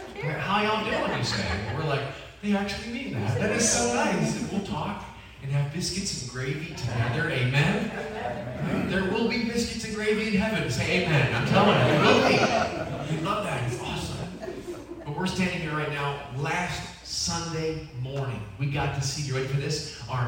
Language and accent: English; Northern United States, United States; accent: northern; Can everyone understand my northern accent? Am I okay?